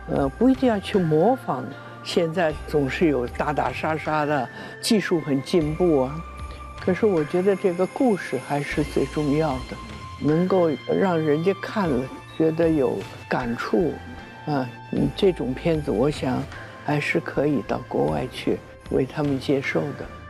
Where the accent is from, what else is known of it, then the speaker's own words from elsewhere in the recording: Shanghai, China; moved away; 是我家乡的